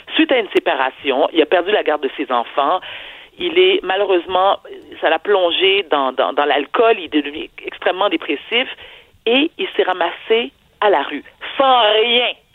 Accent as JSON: {"language": "French", "region": "Quebec", "country": "Canada", "also_born_or_lived": "Haiti", "said": "Au Québec, nous sommes un peuple généreux"}